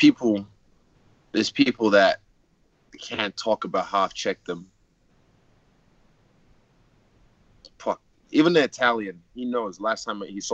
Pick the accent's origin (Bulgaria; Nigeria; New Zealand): Nigeria; Lagos; I'm from Lagos City, Nigeria